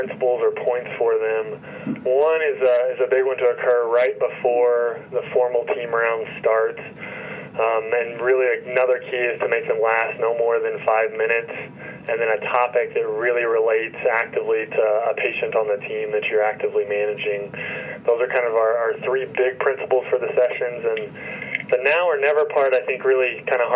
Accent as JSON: {"language": "English", "town": "Elizabethtown", "region": "Kentucky", "country": "United States", "tie": "born or raised there", "also_born_or_lived": "Louisville, Kentucky / Ann Arbor, Michigan", "lives_now": "Lexington, United States", "said": "I grew up in Elizabethtown, Kentucky, which is a relatively small town, not too far from where I am currently"}